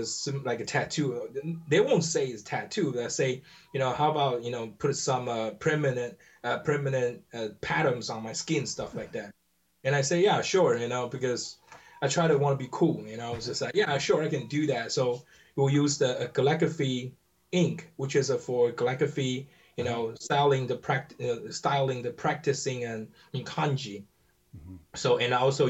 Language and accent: English; Taiwan; English is a second language; moved away as an adult; now in United States; I grew up in Taiwan.